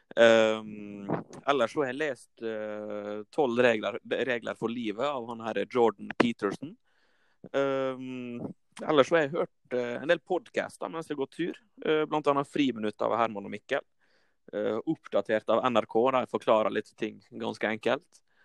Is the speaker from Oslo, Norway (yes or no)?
no; Volda, Møre og Romsdal, Norway; Jeg er fra Volda